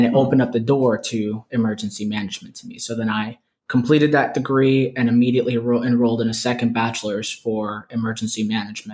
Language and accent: English; Poinciana, Florida, United States; also born or lived in Brooklyn, New York; now in Flagler County, United States; I went to high school in Poinciana, Florida.